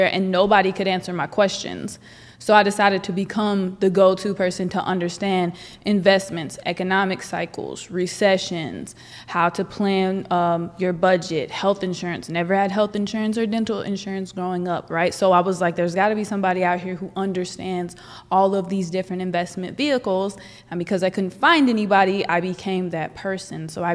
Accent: Northern California, United States; I'm from Northern California. I grew up on a 1,000-acre ranch

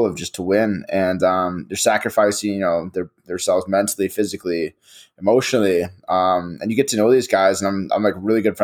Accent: Edina, Minnesota, United States; we came from Edina where there's a lot of hockey is a big thing

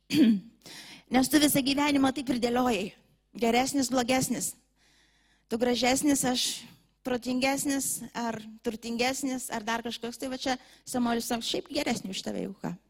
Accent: Lithuania; mes lietuviai

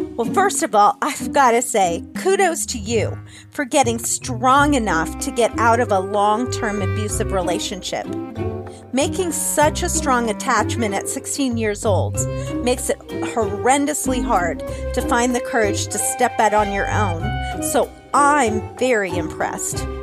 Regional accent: Ohio, United States; my home state of Ohio

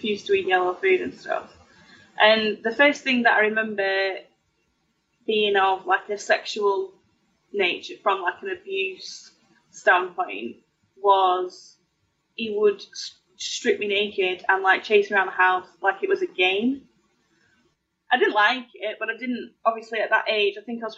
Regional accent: Oswaldtwistle, North West England, United Kingdom; Lancashire. My village is called Oddleswistle.

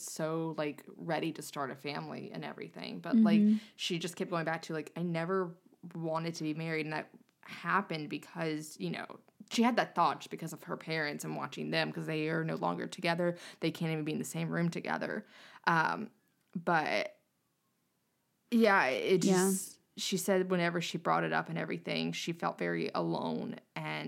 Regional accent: North Carolina, United States; I'm from North Carolina

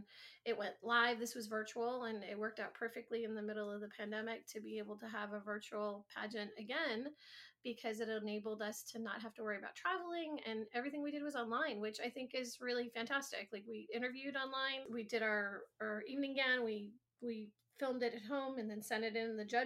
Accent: Michigan, United States; now in Miami, United States; I actually am originally from Michigan

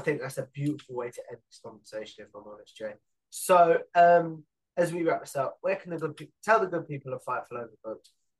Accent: England, United Kingdom; so I'm English.

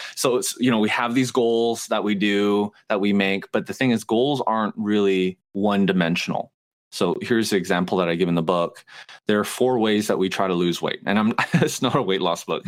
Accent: Canada; moved away as an adult; also born or lived in Montreal; now in United States; I moved to the South three years ago. I'm Canadian.

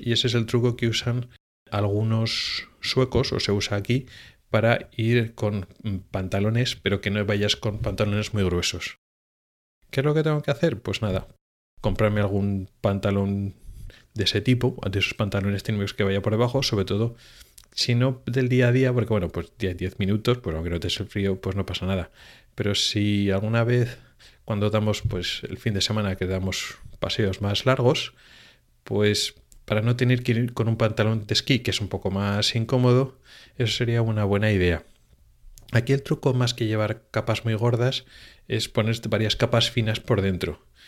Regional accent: Spain; moved away as an adult; now in Sweden; yo vengo de España

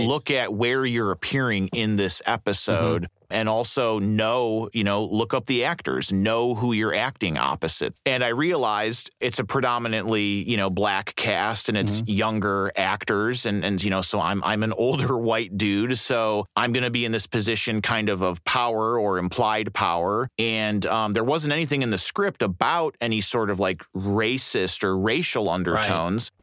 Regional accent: Berwyn, Illinois, United States; also born or lived in Fort Wayne, Indiana / Defiance, Ohio; when I was nine, they moved us back to Cook County, and I grew up in a suburb called Berwyn, Illinois, which is like just on the city limits. I went to high school in Chicago

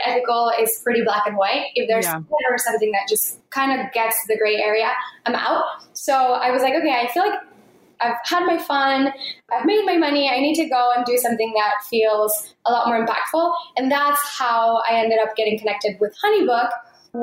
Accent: Mexico; born or raised there; moved away

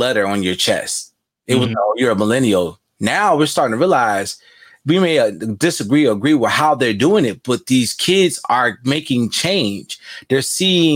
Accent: Chicago, Illinois, United States; I am a Southsider, born and raised in Chicago, you know, Cook County

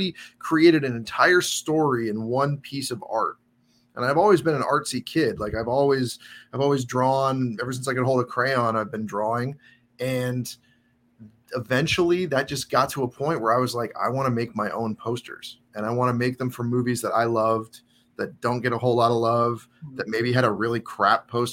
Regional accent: Tacoma, Washington, United States; I grew up in Tacoma, Washington

